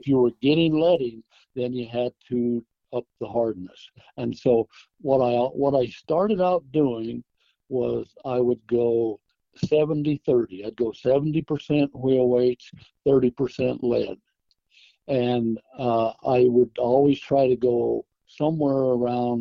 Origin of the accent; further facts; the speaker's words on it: Idaho, United States; growing up in Idaho